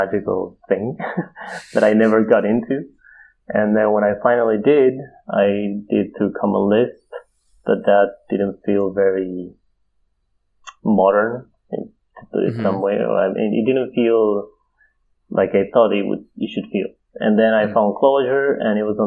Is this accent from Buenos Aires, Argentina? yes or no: yes; Buenos Aires, Argentina; moved away as an adult; now in Stockholm, Sweden; I'm from Buenos Aires